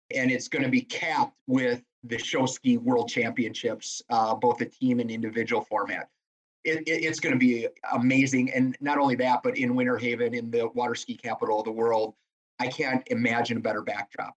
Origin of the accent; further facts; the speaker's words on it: Lake Sherwood, Wisconsin, United States; growing up on Lake Sherwood